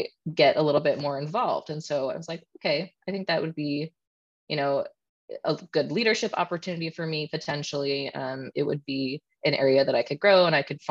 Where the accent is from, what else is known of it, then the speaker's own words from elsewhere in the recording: Canada; being Canadian